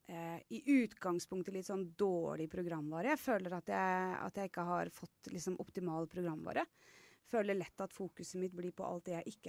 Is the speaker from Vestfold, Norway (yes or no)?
yes; Horten, Vestfold, Norway; er fra Horten.